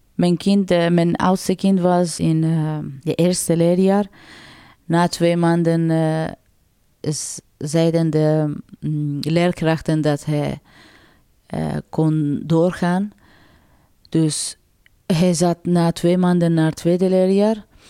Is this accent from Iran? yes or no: yes; Mashhad, Razavi Khorasan, Iran; Dutch is a second language; moved away as an adult; now in Sint-Katelijne-Waver, Belgium; Ik ben in 1989 eh, in Iran geboren. En mijn stad was Mashhad.